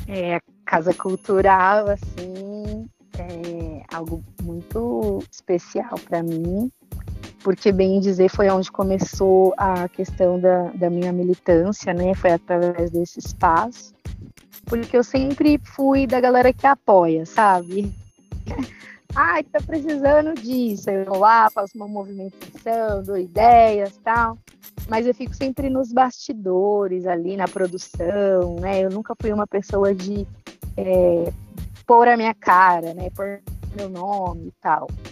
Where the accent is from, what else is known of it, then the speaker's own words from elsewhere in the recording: São Paulo, Brazil; moved away as an adult; now in São Tomé; Minha trajetória começa na Zona Norte de São Paulo, é, mais precisamente ali, Jardim Brasil, é do Chaves, que foi onde eu cresci, né? Fui criada